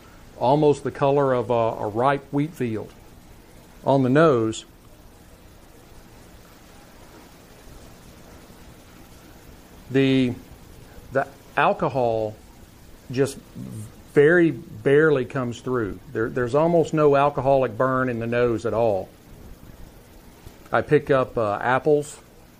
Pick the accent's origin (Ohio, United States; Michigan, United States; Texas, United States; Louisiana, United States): Texas, United States; here in my home state of Texas